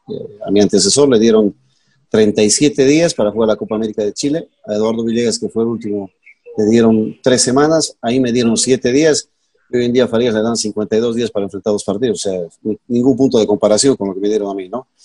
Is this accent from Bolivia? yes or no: yes; Bolivia; como boliviano